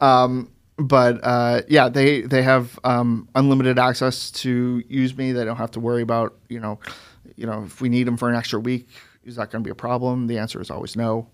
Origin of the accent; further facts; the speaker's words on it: Manchester, New Hampshire, United States; moved away as an adult; also born or lived in Boston / San Jose, California / Florida / Connecticut; I, I, you know, grew up in New Hampshire